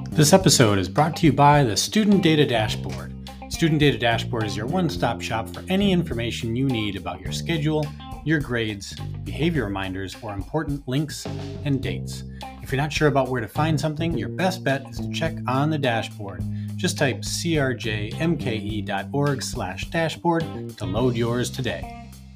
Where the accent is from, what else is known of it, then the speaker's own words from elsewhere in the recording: Friendship, Wisconsin, United States; also born or lived in Minnesota; I grew up in Friendship, Wisconsin, which is a small town of only about 700 people